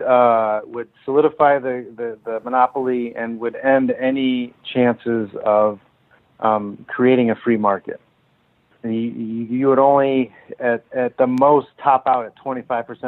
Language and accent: English; San Jose, California, United States; Finish my career out in a strong way for a strong organization in my hometown